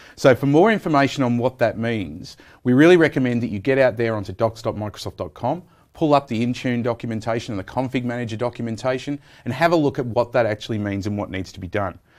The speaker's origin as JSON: {"language": "English", "country": "Australia", "said": "I'm an Australian"}